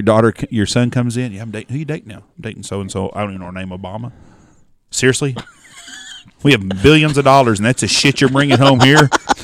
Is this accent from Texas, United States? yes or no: yes; Texas, United States; But we're from Texas.